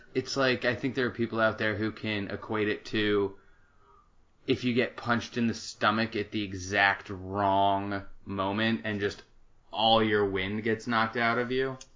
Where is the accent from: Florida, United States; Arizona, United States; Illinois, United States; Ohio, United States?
Arizona, United States; Tempe; also born or lived in Washington D.C.; I was born and raised in Tempe, Arizona